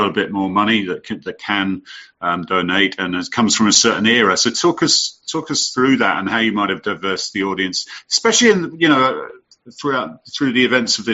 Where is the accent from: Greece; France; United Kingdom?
United Kingdom; now in United States; my home country